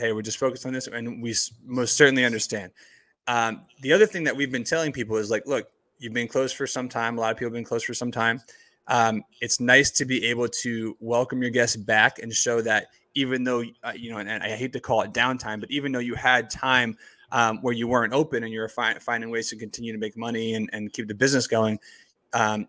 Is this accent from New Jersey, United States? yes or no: yes; New Jersey, United States; I grew up in Jersey, not too far from you guys